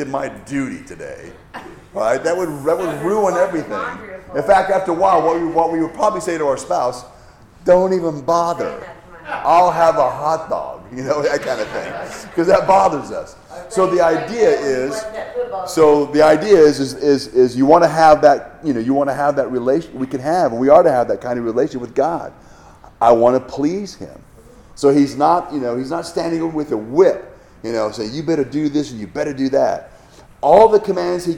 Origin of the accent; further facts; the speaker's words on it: Hawaii, United States; I grew up in Hawaii, lots of waterfalls